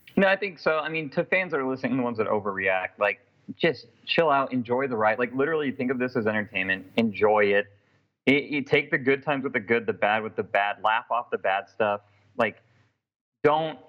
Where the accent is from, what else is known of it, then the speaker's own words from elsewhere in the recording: Portland, Oregon, United States; moved away as an adult; now in New Orleans, United States; I'm from Portland, Oregon, born and raised from Portland. Moved to New Orleans for a job opportunity literally a year ago.